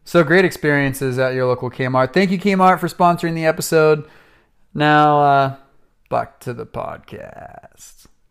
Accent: Atascadero, California, United States; my hometown of Atascadero, California

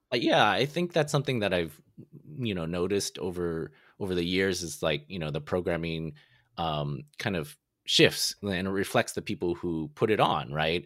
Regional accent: San Francisco, California, United States; also born or lived in Toronto; I'm from San Francisco, and people in Toronto, they always call it San Fran.

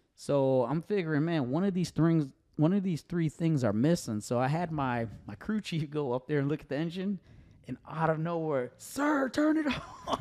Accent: Connecticut, United States; moved away as an adult; now in Tennessee, United States; growing up in Connecticut around these gentlemen that watched me grow up

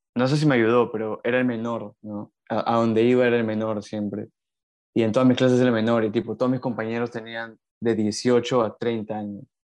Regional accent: Lima, Peru; also born or lived in Buenos Aires, Argentina; soy de Lima, eh, siempre he vivido en Lima, salvo cuando estudié en la universidad, pero toda mi infancia la pasé en Lima.

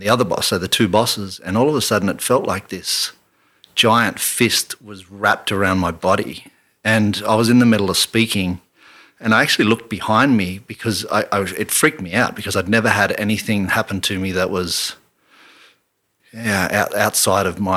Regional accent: Canberra, Australian Capital Territory, Australia; I grew up in Canberra

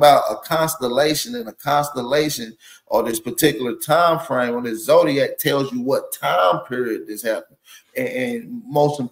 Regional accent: the South, United States; I'm from the South

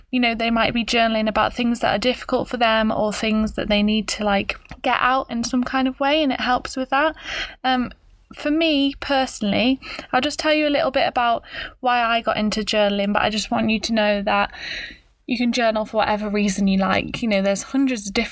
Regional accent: Stafford, West Midlands, United Kingdom; accent: British; I was born in a little place called Stafford, which is not the place of Shakespeare's birth

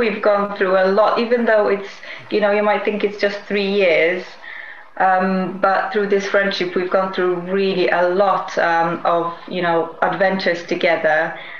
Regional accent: Poland; now in United Kingdom; I'm from Poland as well.

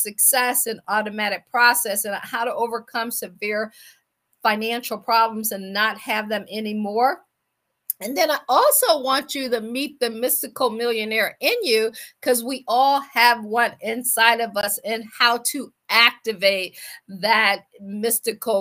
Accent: Akron, Ohio, United States; moved away as an adult; also born or lived in Washington, D.C. / Baltimore / Boston / Pittsburgh; I am from Akron, Ohio.

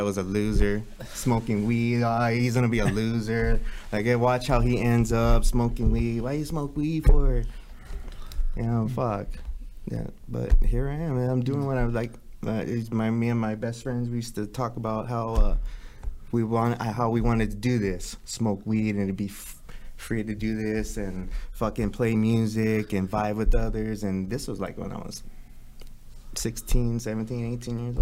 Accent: Los Angeles, California, United States; I grew up in East

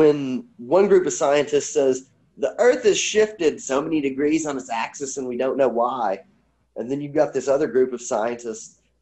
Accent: United States

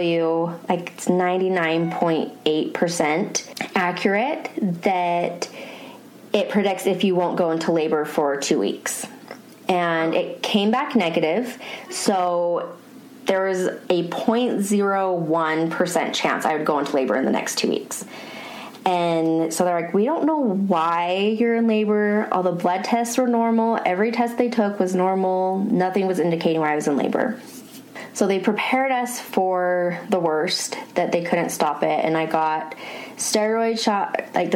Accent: Bountiful, Utah, United States; I was born and raised in Bountiful, Utah

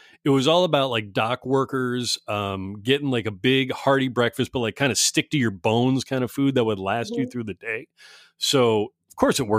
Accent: East Coast, United States; born there; now in California, United States; I was born on the East Coast and moved to a couple of places on the way out to, you know, California. But I've been here forever.

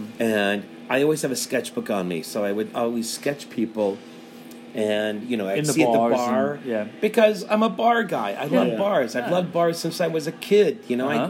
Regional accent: Cleveland, Ohio, United States; moved away; I grew up in Cleveland, Ohio

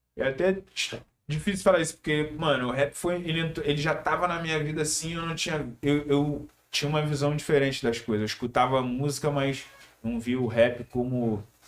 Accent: Teresópolis, Rio de Janeiro, Brazil; Na favela de Teresópolis. É, Teresópolis, estado do Rio

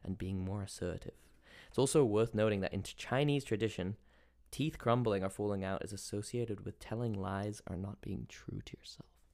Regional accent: England, United Kingdom; I'm English, so I come from a b-, land of repressed

